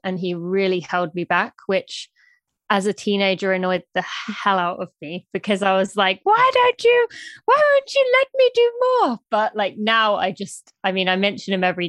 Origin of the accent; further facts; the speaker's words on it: United Kingdom; moved away as an adult; now in United States; I am from the UK, from just north of London. I moved to America when I was 18 on a track and field cross country scholarship